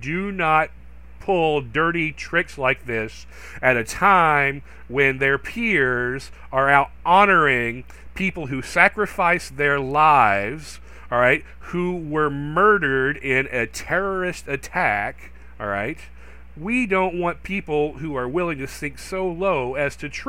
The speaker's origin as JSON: {"language": "English", "region": "North Carolina", "country": "United States", "tie": "born or raised there", "said": "I've seen it from the outside as a native North Carolinian. Yes, I was actually born and raised in North Carolina. You may or may not believe that based on my accent or lack of an accent."}